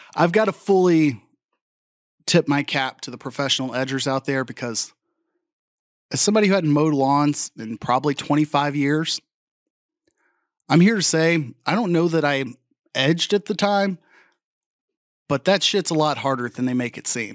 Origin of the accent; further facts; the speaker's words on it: Arlington, Texas, United States; I'm from Arlington, Texas